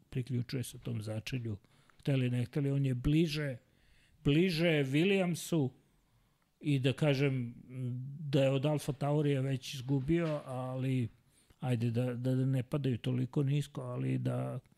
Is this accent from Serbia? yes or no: yes; Serbia; kao mi Srbi